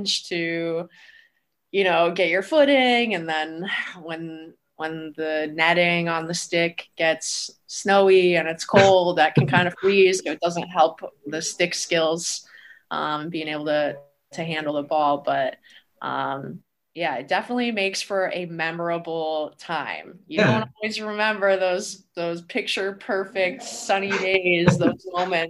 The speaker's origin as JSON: {"language": "English", "town": "Penn Yan", "region": "New York", "country": "United States", "tie": "born or raised there", "moved": "as an adult", "lives_now": "Plattsburgh, United States", "said": "my hometown and the traditions that were built there in Penyan"}